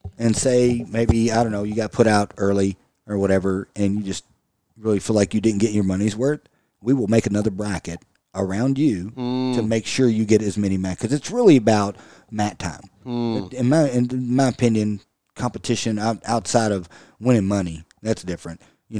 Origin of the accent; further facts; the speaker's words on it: United States; Anything military, I absolutely love it because I'm American.